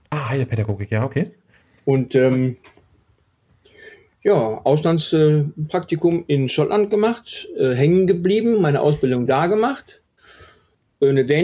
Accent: Wetter, North Rhine-Westphalia, Germany; also born or lived in Herdecke; Ja, gebürtig bin ich äh, Deutscher. Ah, okay. Bin in äh, Herdecke an der Ruhr geboren, habe die ersten äh, paar Jahre meines Lebens in Wetter an der Ruhr gelebt, bin dann weiter mit meinen Eltern nach Herden, auch in, im Ruhrgebiet.

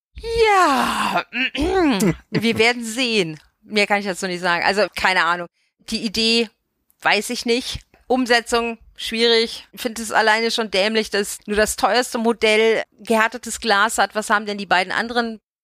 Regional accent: Bavaria, Germany; now in Vogelsbergkreis, Germany; aus Bayern, aus der Gegend, wo ich herkomme

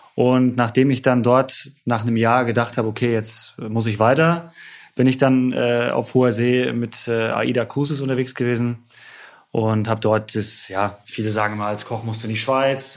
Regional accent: Rostock, Mecklenburg-Vorpommern, Germany; ich komme gebürtig aus Rostock. Äh, immer als, als kleiner Junge lag das Schiff immer in dem Hafen, ja.

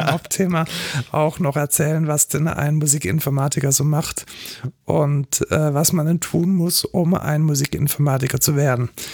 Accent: Germany; wir als Deutsche

